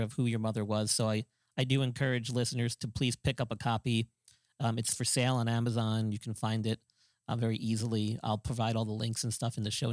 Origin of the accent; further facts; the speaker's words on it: New York, United States; I grew up in New York